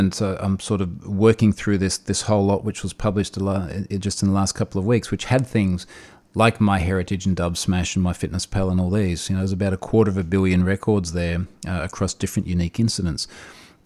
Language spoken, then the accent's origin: English; Australia; I'm an Australian security researcher